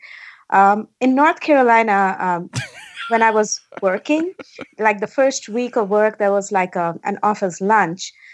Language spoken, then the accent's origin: English; India; moved away as an adult; now in United States; Born and raised in India. I went to school and undergrad college in India as well.